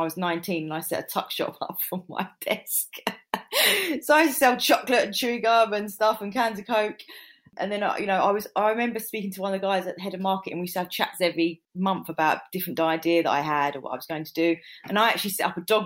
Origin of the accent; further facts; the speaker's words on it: London, United Kingdom; moved away as an adult; also born or lived in Surrey; I'm from North London, moved there, got married